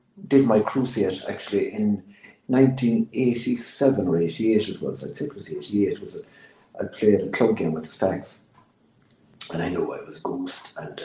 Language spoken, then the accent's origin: English; Ireland; also born or lived in Farmers Bridge; I was born and reared in Brendan's Park, which is my old family home